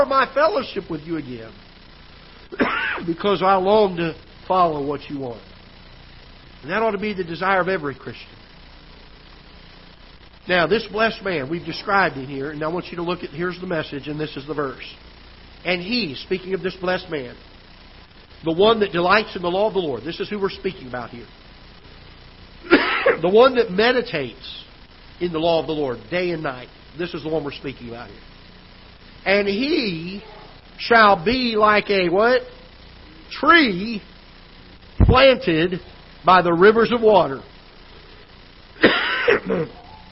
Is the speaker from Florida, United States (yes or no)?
yes; South Florida, United States; now in Festus, United States; When I was a kid growing up in Florida, South Florida, back then, years ago